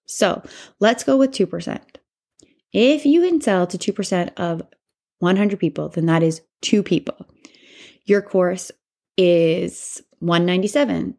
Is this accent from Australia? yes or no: no; Canada; I'm Canadian